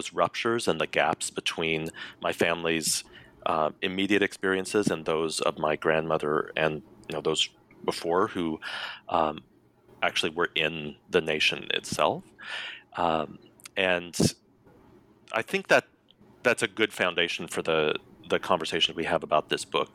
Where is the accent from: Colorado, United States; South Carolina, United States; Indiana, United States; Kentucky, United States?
Colorado, United States; I was born and raised in Colorado